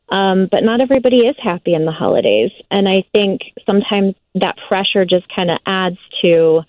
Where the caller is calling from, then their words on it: McHenry, Illinois, United States; I'm actually calling from McHenry, Illinois.